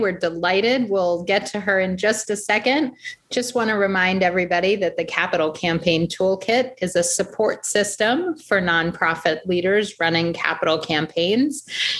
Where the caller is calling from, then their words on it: central New Jersey, United States; calling in from sunny central New Jersey.